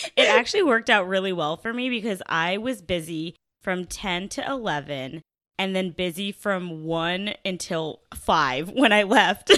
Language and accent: English; the South, United States; I'm from the South